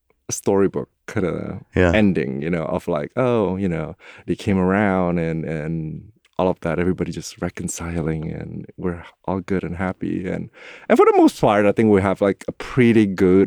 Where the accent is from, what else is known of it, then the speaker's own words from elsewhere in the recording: Indonesia; moved away as an adult; now in San Francisco, United States; I grew up in Indonesia, the most populous Muslim country in the world, and I was raised in a fairly conservative Chinese household